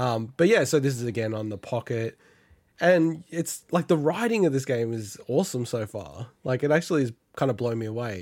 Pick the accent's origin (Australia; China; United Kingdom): Australia; as Australians